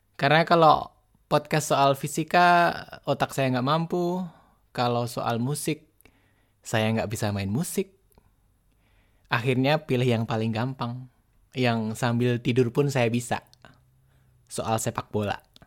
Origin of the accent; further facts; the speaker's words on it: Boyolali, Central Java, Indonesia; saya ini orang kampung, wong deso. Waktu itu saya tinggal di desa, tepatnya di desa Dibal, kecamatan Ngemplak, Kabupaten Boyolali